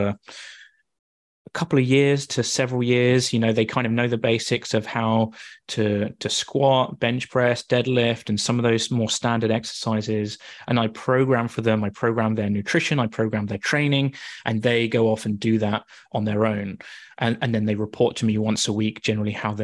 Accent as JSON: {"language": "English", "town": "Wooburn Green", "region": "South East England", "country": "United Kingdom", "tie": "born or raised there", "also_born_or_lived": "Sheffield", "moved": "as an adult", "lives_now": "Canada", "said": "I am originally from Woburn Green, which is super close to you in Marlow. And yeah, I grew up there."}